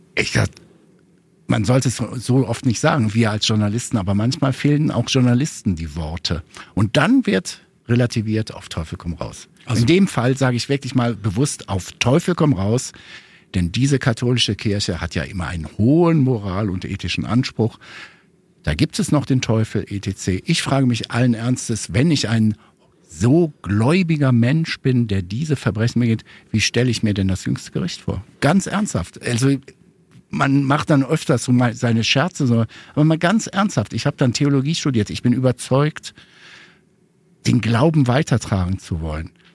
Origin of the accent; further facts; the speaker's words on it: Ruhr area, North Rhine-Westphalia, Germany; ich komme ja aus dem Ruhrgebiet